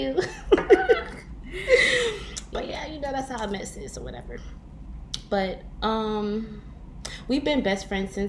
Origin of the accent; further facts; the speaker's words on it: Fort Lauderdale, Florida, United States; I was born and raised in Florida. And can I say Broward, Florida